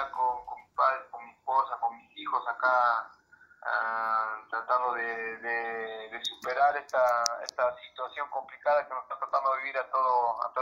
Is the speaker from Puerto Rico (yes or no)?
no; Abancay, Apurímac, Peru; moved away as an adult; soy del, del distrito de Abancay, de la provincia de Abancay, departamento de Perú. Nací, aquí en, en Abancay